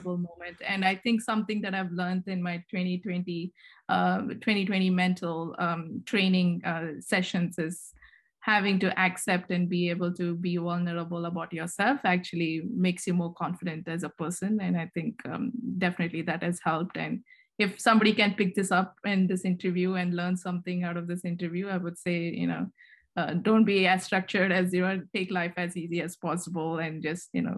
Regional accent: Karnataka, India; moved away as an adult; now in United States; I'm an Indian, and I was born and brought up there

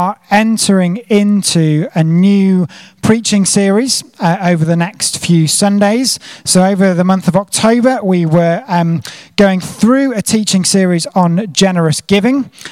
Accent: United Kingdom; moved away as an adult; also born or lived in South Africa; I'm a Brit living abroad

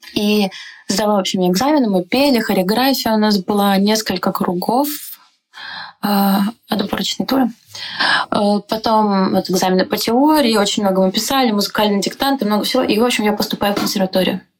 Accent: Donetsk, Donetsk Oblast, Ukraine; moved away as an adult; now in Prague, Czechia; Я из Донецка

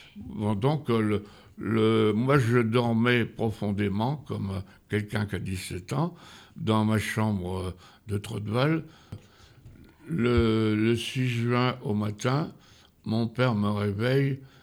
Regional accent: Feuguerolles-Bully, Normandy, France; also born or lived in Saint-Martin; je suis né uniquement à Feugrolles

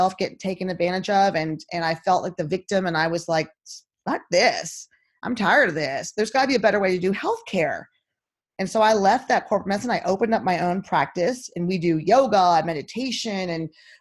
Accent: Texas, United States; moved away; also born or lived in Nashville, Tennessee; I'm from Texas

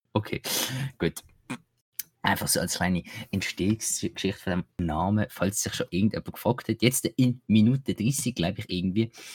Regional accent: Basel, Basel-Stadt, Switzerland; ich als Basler

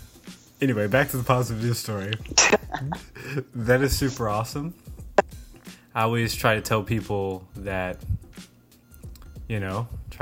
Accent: Oklahoma City, Oklahoma, United States; I was born mixed in the inner city of OKC on the South Side.

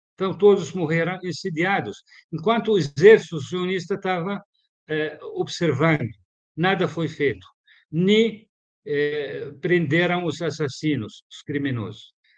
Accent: Palestine; moved away; Eu nasci em 62. Minha terra foi ocupada

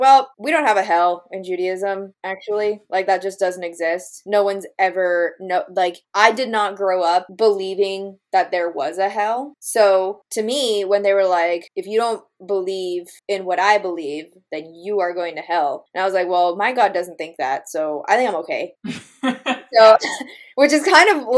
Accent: Boca Raton, Florida, United States; now in Jacksonville, United States; I grew up in Boca, which is like Jewtown, USA

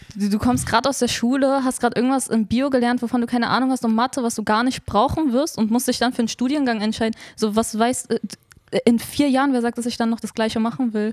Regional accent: Berlin, Germany; ich bin in Neukölln geboren und aufgewachsen, lebe dort immer noch

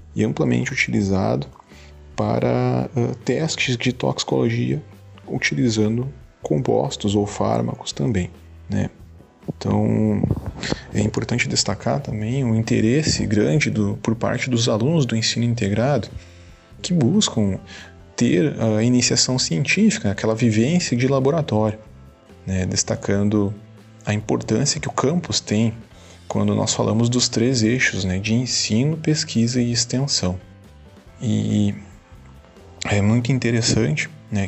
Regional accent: Santa Maria, Rio Grande do Sul, Brazil; moved away as an adult; now in Santo Ângelo, Brazil; Sou natural de Santa Maria

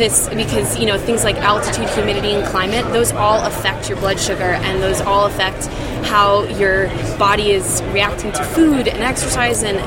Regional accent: Midwest, United States; also born or lived in Utah; now in Whitefish, United States; I'm from the Midwest

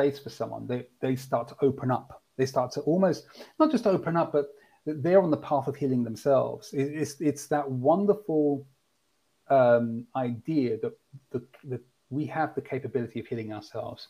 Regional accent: London, United Kingdom; I'm from the UK, London in particular.

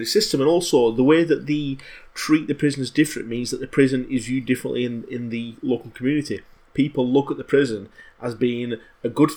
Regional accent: England, United Kingdom; As an Englishman

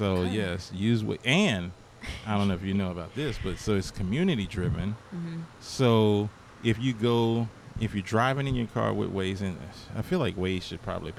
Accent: New Orleans, Louisiana, United States; I'm from New Orleans.

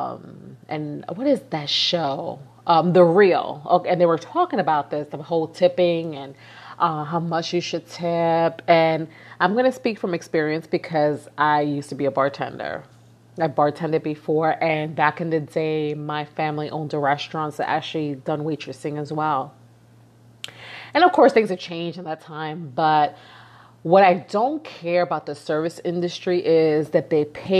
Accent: New York City, New York, United States; moved away as an adult; I'm from New York. I've been born and raised in East New York, Brooklyn. And really, New York is all I've known.

